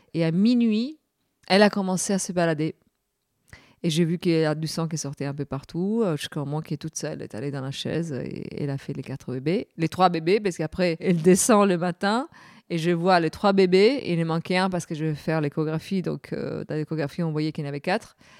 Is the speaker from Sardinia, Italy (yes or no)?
yes; Cagliari, Sardinia, Italy; French is a second language; now in Paris, France; de Cagliari, de, la ville d'où je suis née, en Sardaigne